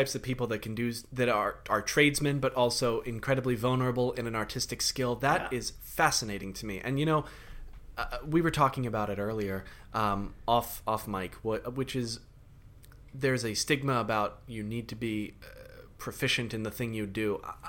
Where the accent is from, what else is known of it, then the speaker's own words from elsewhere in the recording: London, United Kingdom; I've been to London. I grew up in London.